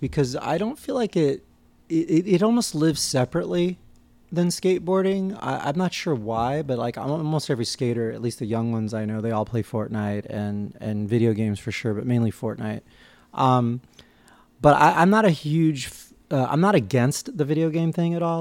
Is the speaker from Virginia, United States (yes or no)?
no; New York, United States; growing up in New York and, and on the East Coast